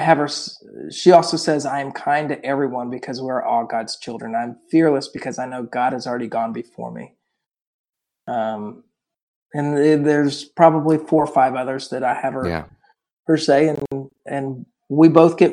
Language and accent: English; Oklahoma City, Oklahoma, United States; I'm from Oklahoma City